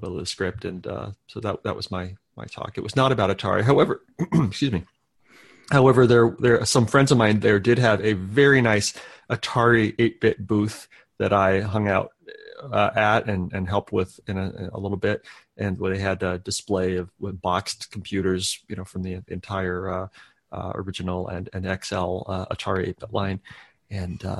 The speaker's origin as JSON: {"language": "English", "country": "United States", "said": "as an American"}